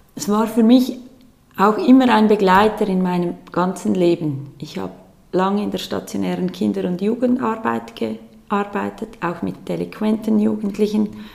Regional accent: Aargau, Switzerland; Ich bin aufgewachsen mit zwei Geschwistern in einer normalen Familie, sage ich jetzt mal, in einem kleinen Dorf im Aargau

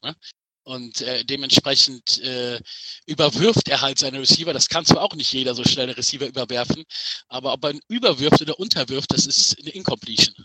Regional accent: Düsseldorf, North Rhine-Westphalia, Germany; ich bin gebürtiger Düsseldorfer

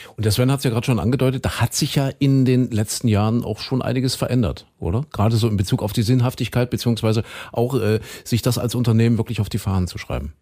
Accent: eastern Germany, Germany; hier bei uns im Osten

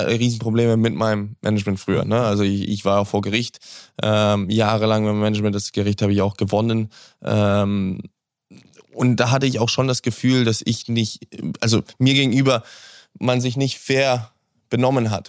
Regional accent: Hamburg, Germany; Hamburg ist die Stadt, wo ich, wo ich groß geworden bin, wo ich geboren bin, wo ich aufgewachsen bin.

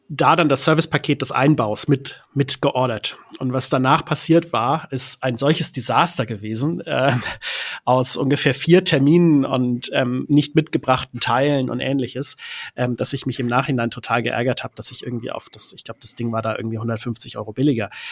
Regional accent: Hamburg, Germany; ich komme aus Hamburg

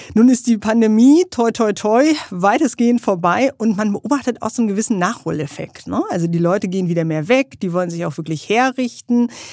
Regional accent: Germany

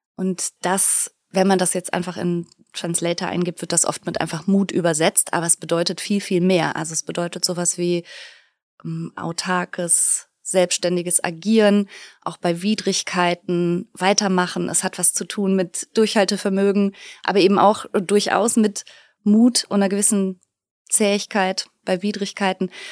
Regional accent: Duisburg, North Rhine-Westphalia, Germany; also born or lived in Bergisch Gladbach / Bochum; now in Rheinberg, Germany; Ich bin äh, in Duisburg groß geworden und dann habe ich in Bochum studiert

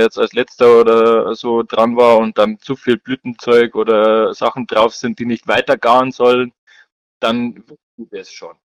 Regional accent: Bavaria, Germany; Ich als Bayer

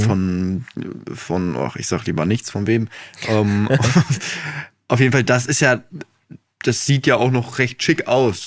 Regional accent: Dinslaken, North Rhine-Westphalia, Germany; ich bin ja in Dienstlaken geboren. Und da, wo ich früher gewohnt habe, der Wendler war mein Nachbar.

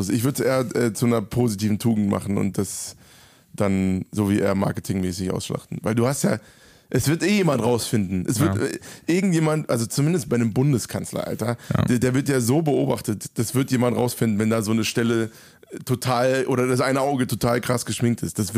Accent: Frankfurt, Hesse, Germany; Tourabschluss in meiner Heimat in Frankfurt.

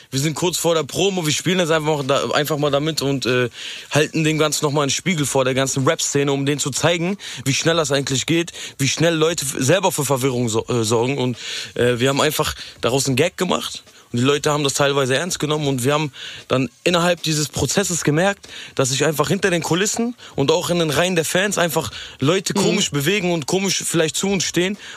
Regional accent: Essen, North Rhine-Westphalia, Germany; ich komme aus Essen.

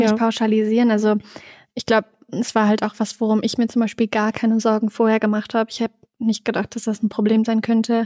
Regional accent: Germany; accent: Hochdeutsch; moved away as an adult; now in Innsbruck, Austria; ich spreche super Hochdeutsch, also ich spreche kein bisschen Dialekt

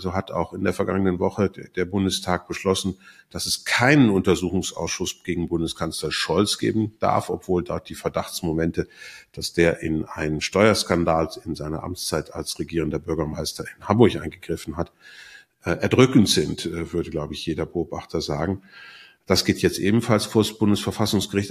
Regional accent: Switzerland; bei uns in der Schweiz

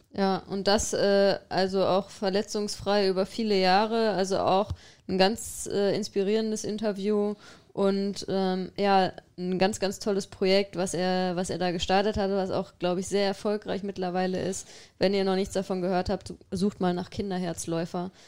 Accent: Xanten, North Rhine-Westphalia, Germany; moved away; meiner Heimat

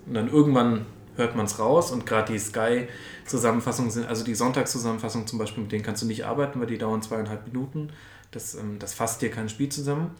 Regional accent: Franconia, Bavaria, Germany; now in Munich, Germany; ich komme eigentlich aus Franken. Ich bin erst nach München gezogen

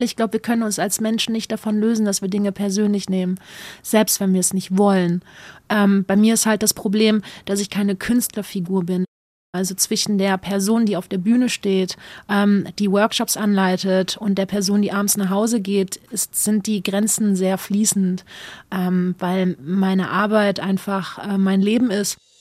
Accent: Wallonia, Belgium; moved away as an adult; also born or lived in Upper Lusatia, Saxony, Germany; now in Germany; Ich komme aus Ostbelgien gebürtig

